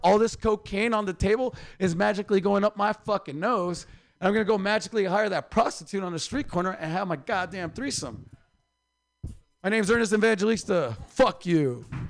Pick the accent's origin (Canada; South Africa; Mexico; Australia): Mexico; moved away; also born or lived in Oaxaca, Mexico / Mexicali, Mexico; I'm from Oaxaca and Mexicali